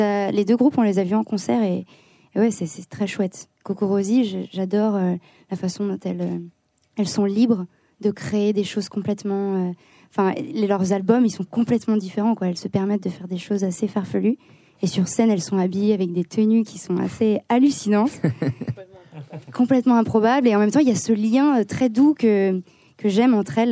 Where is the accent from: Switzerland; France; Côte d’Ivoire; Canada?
France; Lyon, Auvergne-Rhône-Alpes; nous on vient de Lyon